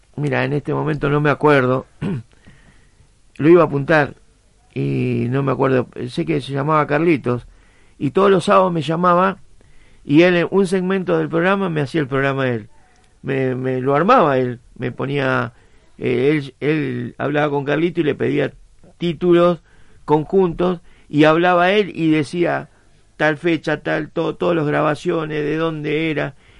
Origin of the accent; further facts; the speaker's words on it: San Juan, Argentina; now in Berisso, Argentina; Soy sanjuanino